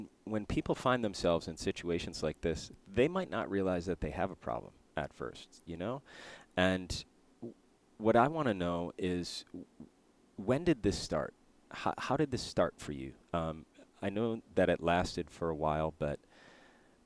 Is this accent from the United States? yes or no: yes; near Buffalo, New York, United States; I grew up near Buffalo